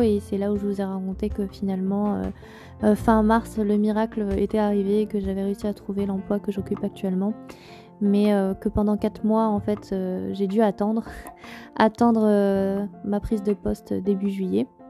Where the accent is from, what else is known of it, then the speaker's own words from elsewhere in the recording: Auvergne-Rhône-Alpes, France; also born or lived in Moselle; j'étais loin de l'Auvergne, de mon Auvergne chérie